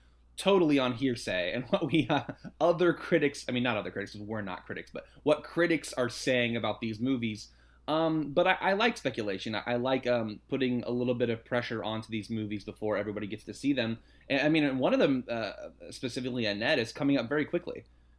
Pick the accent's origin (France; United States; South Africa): France; Well, for me, growing up in France, we all said it Palme d'Or.